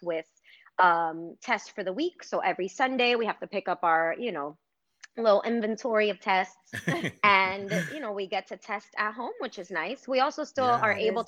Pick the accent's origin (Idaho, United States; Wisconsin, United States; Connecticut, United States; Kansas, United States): Connecticut, United States; Hamden; also born or lived in Brooklyn, New York; I was born in Brooklyn, and then at 10, my dad moved us out of the city, you know. He didn't want to raise us there. And so we moved to Hamden, and then, you know, I lived there until after college